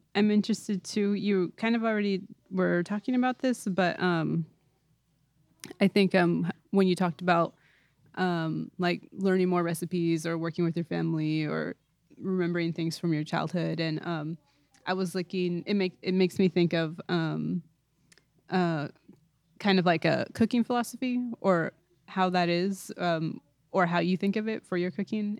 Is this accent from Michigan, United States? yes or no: no; East Bay, Northern California, United States; I'm from Northern California, so I'm from the East Bay area